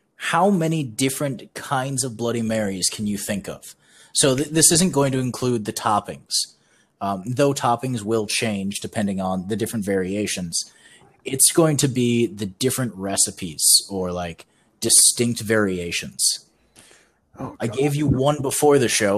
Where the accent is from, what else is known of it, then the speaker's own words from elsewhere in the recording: Midwest, United States; we both grew up in the Midwest